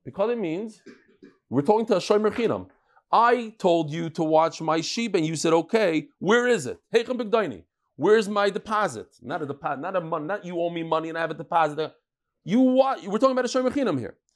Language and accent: English; New York City, New York, United States; I grew up in Brooklyn